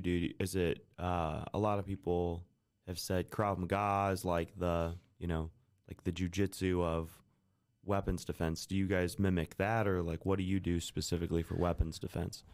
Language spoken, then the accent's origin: English; Kendallville, Indiana, United States; now in Fort Wayne, United States; We grew up in Kendallville